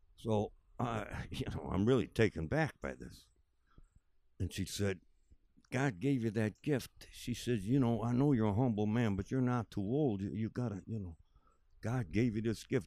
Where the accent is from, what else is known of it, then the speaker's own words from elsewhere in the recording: Buffalo, New York, United States; Where are you from? I said, Buffalo